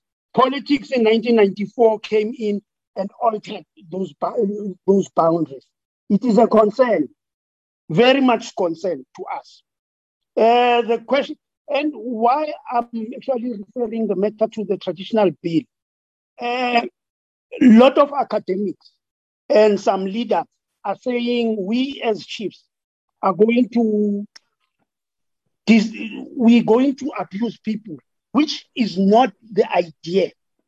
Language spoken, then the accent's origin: English; Amajuba District, KwaZulu-Natal, South Africa; from Amachuba District in KZN. I'm actually a local chief for Gule Tribal Authority.